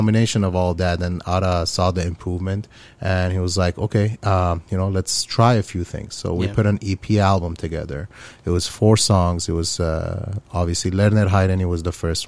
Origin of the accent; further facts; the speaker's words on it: Aleppo, Aleppo Governorate, Syria; moved away; I grew up in Syria, in Aleppo, Syria.